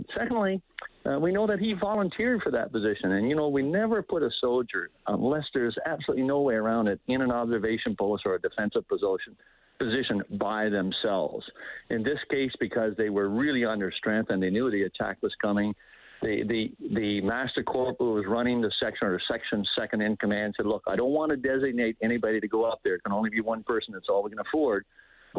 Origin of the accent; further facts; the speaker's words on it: Canada; we as a nation, we as the Canadian Armed Forces